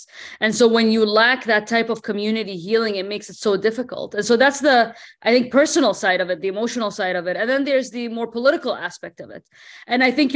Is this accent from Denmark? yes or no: yes; Denmark; moved away; also born or lived in Bahrain; I didn't grow up in Bahrain, right? I grew up in Denmark.